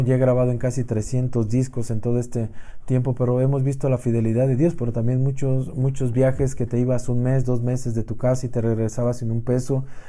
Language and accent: Spanish; Mexico; como mexicano, el poder representar a tu país